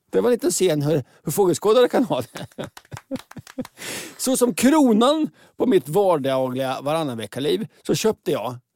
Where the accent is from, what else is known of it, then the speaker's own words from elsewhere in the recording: Oslo, Norway; now in Sweden; Jag kommer från eh, Oslo.